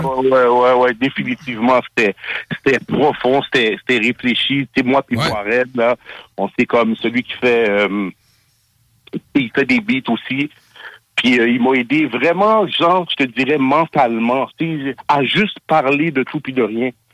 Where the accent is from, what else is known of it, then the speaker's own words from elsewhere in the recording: Montreal, Quebec, Canada; je viens de Montréal Nord